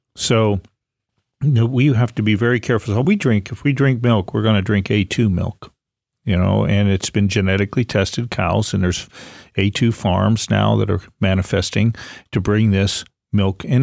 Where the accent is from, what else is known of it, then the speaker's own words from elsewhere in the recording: Ohio-Pennsylvania state line, Great Lakes area, United States; moved away; I grew up in the Great Lakes area, Ohio, Pennsylvania